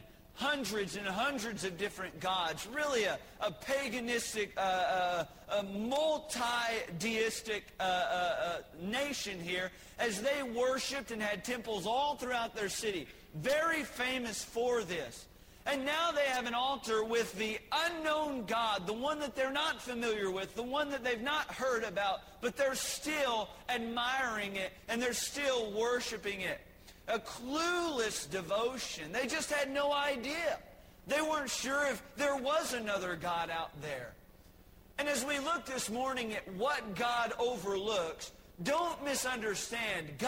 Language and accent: English; Texas, United States; I was born in the promised land of Texas.